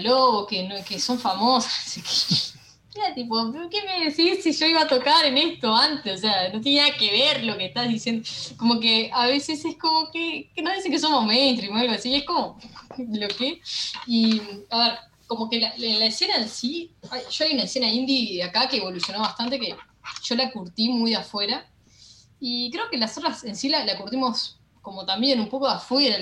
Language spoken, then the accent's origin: Spanish; Uruguay; somos un país buena onda, lo que tenemos que, para mí está de menos, es como que eh, el uruguayo es como medio, no baila desquiciado como el argentino